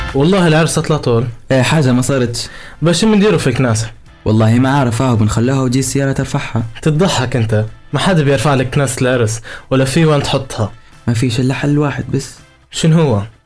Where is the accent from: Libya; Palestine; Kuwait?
Libya; عندنا احنا كليبيين